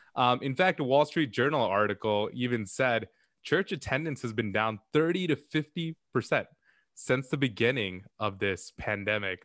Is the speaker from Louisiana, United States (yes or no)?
no; Chicago, Illinois, United States; we're all from Chicago